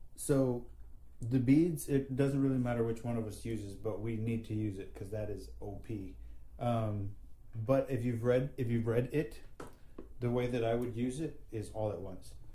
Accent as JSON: {"language": "English", "town": "San Antonio", "region": "Texas", "country": "United States", "said": "I'm from San Antonio."}